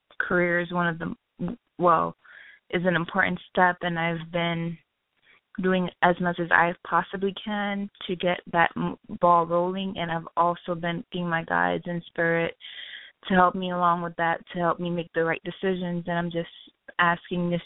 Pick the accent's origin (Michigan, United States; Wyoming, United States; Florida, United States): Florida, United States; Miami; also born or lived in Haiti; I'm from Haiti, and I've lived in Miami since I was like 7. So I'm basically like a Miamian now